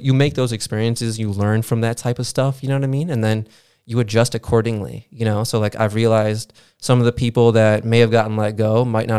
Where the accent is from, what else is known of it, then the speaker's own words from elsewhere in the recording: Aurora, Illinois, United States; I grew up in Aurora.